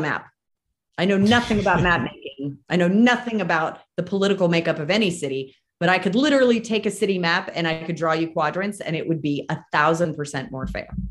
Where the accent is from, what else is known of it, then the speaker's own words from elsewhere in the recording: Marin County, California, United States; moved away as an adult; now in Reno, United States; I'm from Marin. I live in Reno now. I escaped in 2012